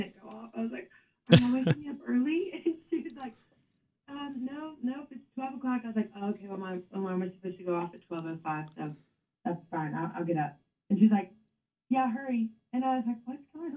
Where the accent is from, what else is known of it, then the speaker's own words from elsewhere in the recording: Louisiana, United States; where I'm from Louisiana, and we have nothing but ruckus